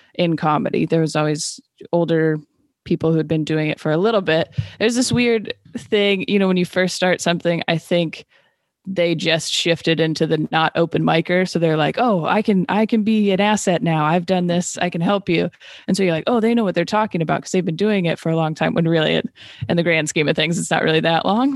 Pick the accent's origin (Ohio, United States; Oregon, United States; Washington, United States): Washington, United States; Renton; also born or lived in Seattle, Washington / Los Angeles, California; I was born and raised in Renton, Washington